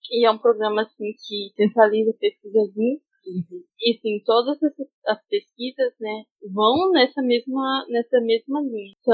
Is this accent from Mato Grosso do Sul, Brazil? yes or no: yes; Campo Grande, Mato Grosso do Sul, Brazil; Aí eu saí de Campo Grande, meus pais não moravam, não tinha mais como ficar em Campo Grande.